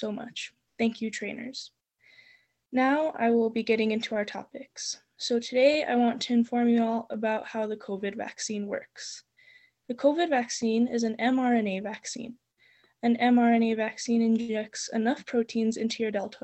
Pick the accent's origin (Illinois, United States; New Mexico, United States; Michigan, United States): New Mexico, United States; Espanola; I am from Espanola, New Mexico, and I am 17 and will be going into my senior year at Espanola Valley High